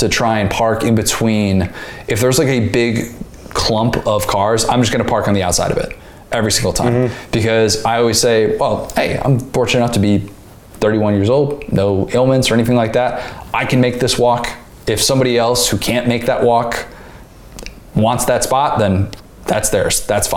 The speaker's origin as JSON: {"language": "English", "region": "Midwest", "country": "United States", "tie": "born or raised there", "moved": "as an adult", "lives_now": "Florida, United States", "said": "born and raised in the Midwest"}